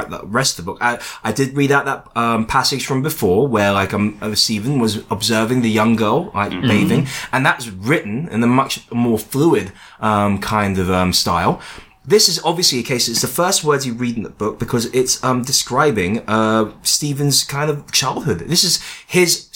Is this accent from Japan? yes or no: no; England, United Kingdom; As a Chinese person that was born in this country, I feel very English